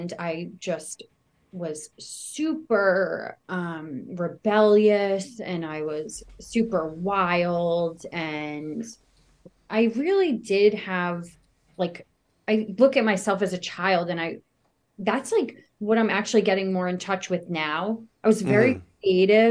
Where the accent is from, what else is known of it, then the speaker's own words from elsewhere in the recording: Westchester County, New York, United States; I grew up in a small town in Westchester County